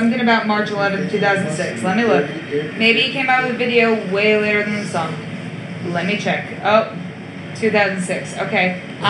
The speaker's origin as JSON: {"language": "English", "area": "around Albany", "region": "upstate New York", "country": "United States", "said": "I'm from upstate New York around Albany."}